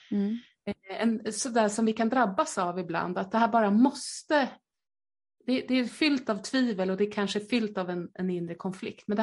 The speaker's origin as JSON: {"language": "Swedish", "region": "Skåne", "country": "Sweden", "accent": "Skåne", "said": "Förlåt min skånska."}